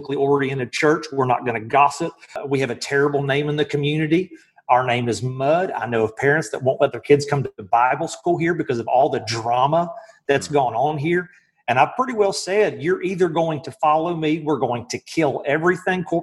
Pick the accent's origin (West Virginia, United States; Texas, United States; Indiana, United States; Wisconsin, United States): West Virginia, United States; moved away as an adult; now in Athens, United States; I'm from West Virginia